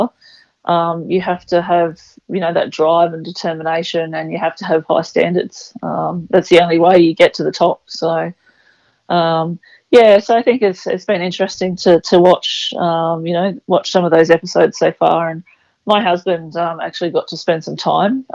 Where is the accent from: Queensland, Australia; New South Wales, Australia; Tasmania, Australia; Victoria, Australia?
New South Wales, Australia; Mullumbimby; I come from Mullumbimby, which is in northern New South Wales, and it's not too far from Byron Bay in Brunswick Heads, so fairly coastal region. And I suppose just growing up in that sort of environment